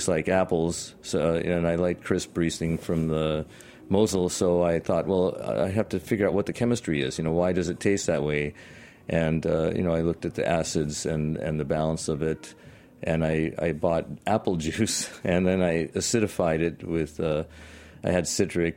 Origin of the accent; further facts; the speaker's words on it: Washington, United States; moved away; also born or lived in San Francisco; I'm from Washington State